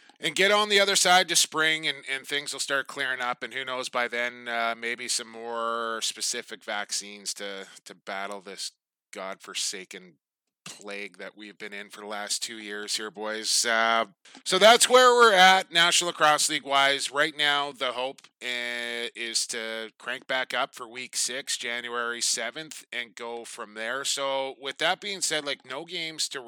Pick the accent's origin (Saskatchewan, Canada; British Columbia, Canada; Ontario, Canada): British Columbia, Canada; Coquitlam; located in my hometown of Coquitlam, British Columbia